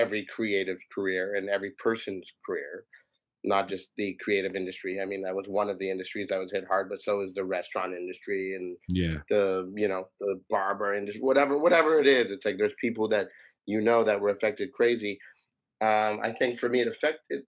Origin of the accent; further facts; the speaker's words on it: Toronto, Ontario, Canada; I grew up in the East End, like Woodbine and Queen of the Beaches